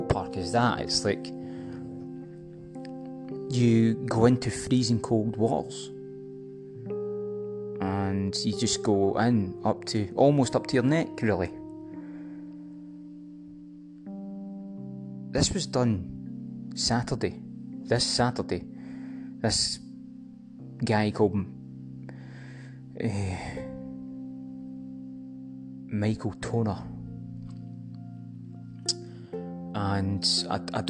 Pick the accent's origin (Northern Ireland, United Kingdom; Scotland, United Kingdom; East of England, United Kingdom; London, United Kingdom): Scotland, United Kingdom; accent: Scottish; that kind of accent I can go with, because that's my accent